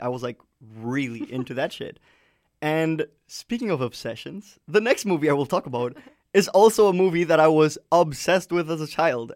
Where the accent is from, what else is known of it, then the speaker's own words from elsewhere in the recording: Colombia; growing up in Colombia